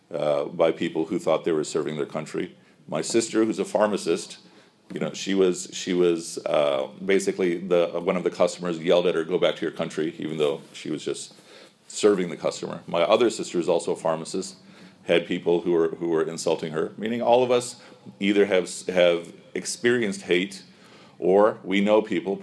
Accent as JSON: {"language": "English", "town": "Chicago", "region": "Illinois", "country": "United States", "tie": "born or raised there", "said": "I grew up here in Chicago, you know, for mashallah more than 40 years"}